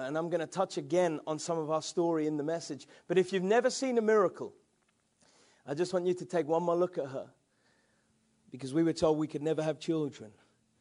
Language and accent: English; England, United Kingdom; I'm an English man